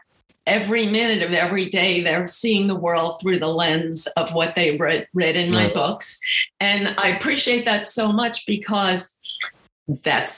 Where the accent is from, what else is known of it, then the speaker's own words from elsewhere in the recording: New York, United States; I grew up in New York